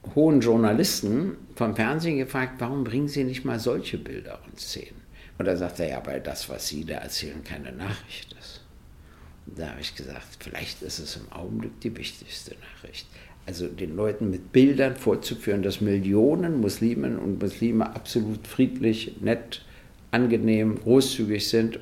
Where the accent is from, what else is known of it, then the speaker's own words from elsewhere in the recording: Berlin, Germany; Ich bin aufgewachsen in der DDR